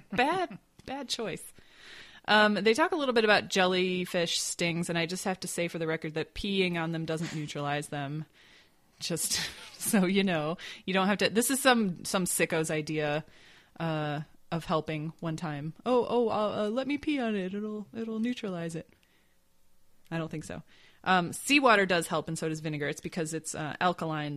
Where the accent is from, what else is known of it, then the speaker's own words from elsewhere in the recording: Grand Rapids, Michigan, United States; my hometown of Grand Rapids, Michigan